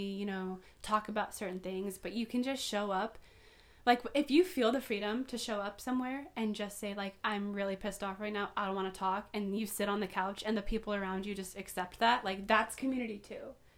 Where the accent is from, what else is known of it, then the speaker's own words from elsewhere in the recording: Poway, California, United States; also born or lived in North County, San Diego; now in North County San Diego, United States; Born and raised in Poway